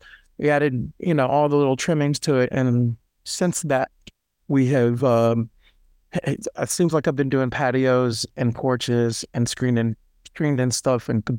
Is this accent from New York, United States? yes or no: no; Nashville, Tennessee, United States; I lived in Nashville or around this area my entire life. I was born in Nashville Memorial Hospital, and I've basically grew up in this area.